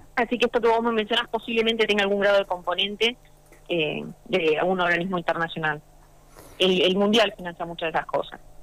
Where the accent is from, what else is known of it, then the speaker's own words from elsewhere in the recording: Santa Fe, Argentina; yo soy Santa santafesina